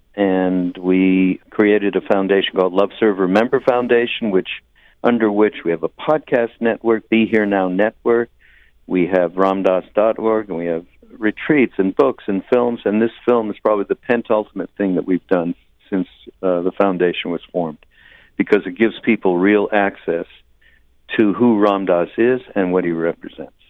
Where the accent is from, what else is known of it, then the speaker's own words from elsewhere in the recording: Montreal, Quebec, Canada; I'm from Montreal, Quebec, Canada